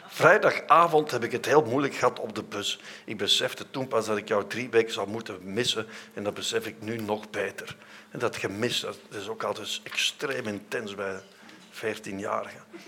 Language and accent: Dutch; Vorselaar, Flanders, Belgium; ik ben van Voslaar